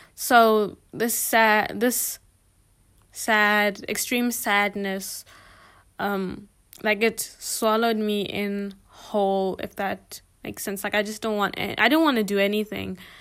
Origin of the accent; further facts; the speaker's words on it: Botswana; moved away as an adult; now in South Africa; I don't come from South Africa. I'm actually from Botswana